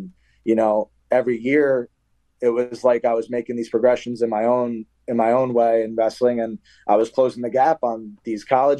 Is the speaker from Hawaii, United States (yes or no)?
no; South Plainfield, New Jersey, United States; moved away as an adult; now in New York City, United States; my hometown of South Plainfield.